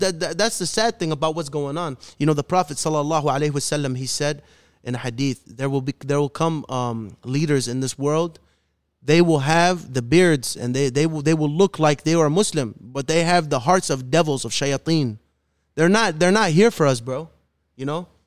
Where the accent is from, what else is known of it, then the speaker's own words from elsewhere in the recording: Chicago, Illinois, United States; I'm born and raised in the city of Chicago, the city of the wind, as they call it, Chirac